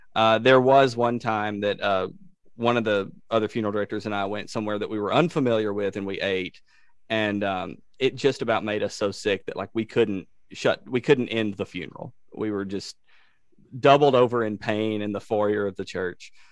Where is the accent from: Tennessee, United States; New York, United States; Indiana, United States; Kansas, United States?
Tennessee, United States; Savannah; we have Ulysses S. Grant's uh, headquarters from the Battle of Shiloh in my hometown